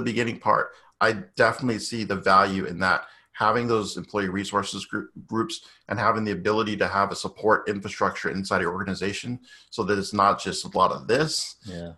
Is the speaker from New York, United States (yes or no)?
no; Boston, Massachusetts, United States; originally from Boston